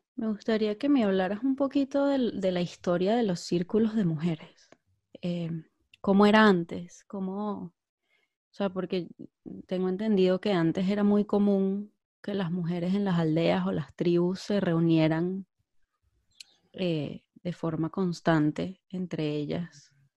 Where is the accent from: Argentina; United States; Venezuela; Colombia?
Venezuela; moved away as an adult; now in Spain; yo soy de Venezuela. Eh, yo vivo ahora en España, pero yo, yo nací en Venezuela y viví a los 24 años en Venezuela